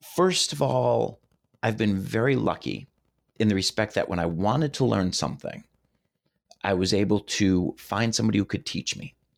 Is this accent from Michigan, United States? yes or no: yes; Detroit, Michigan, United States; When I was growing up in Detroit